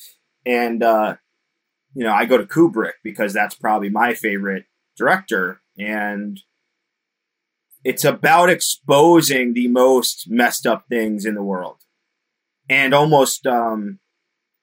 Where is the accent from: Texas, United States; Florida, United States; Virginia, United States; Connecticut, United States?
Connecticut, United States; I'm from Connecticut